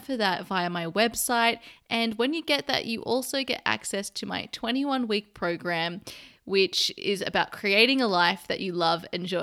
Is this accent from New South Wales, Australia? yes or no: yes; Sydney, New South Wales, Australia; now in London, United Kingdom; my hometown in Sydney, Australia